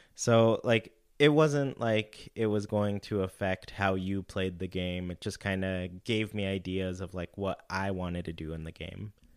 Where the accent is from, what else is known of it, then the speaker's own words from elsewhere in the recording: California, United States; I grew up in California